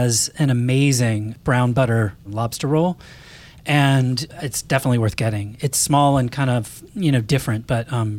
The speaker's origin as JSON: {"language": "English", "town": "Portland", "region": "Maine", "country": "United States", "tie": "born or raised there", "moved": "yes", "said": "That's my hometown"}